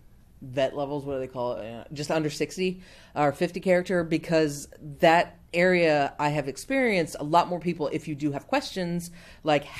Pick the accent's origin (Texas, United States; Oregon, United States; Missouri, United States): Missouri, United States; Mark Twain's hometown; in my hometown, Mark Twain